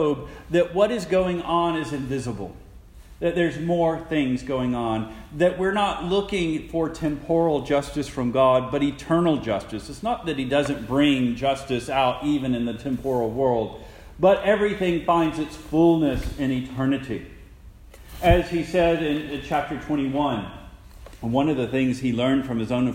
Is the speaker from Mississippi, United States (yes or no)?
yes; Jackson, Mississippi, United States; I'm from Jackson, Mississippi.